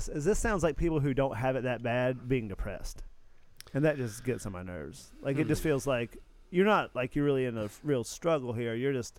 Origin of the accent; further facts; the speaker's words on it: the South, United States; I think as a Southerner